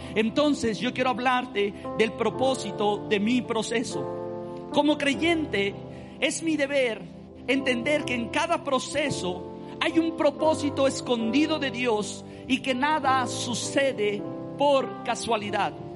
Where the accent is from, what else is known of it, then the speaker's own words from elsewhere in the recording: Mexico; cómo somos los mexicanos